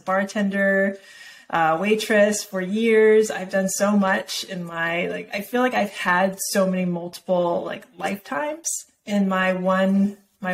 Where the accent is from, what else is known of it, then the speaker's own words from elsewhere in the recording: Hilo, Hawaii, United States; I was born in Hilo, Hawaii